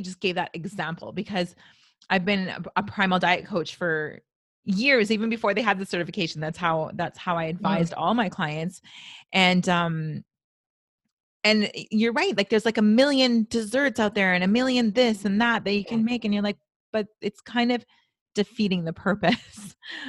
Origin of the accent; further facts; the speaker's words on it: Canada; I'm so Canadian.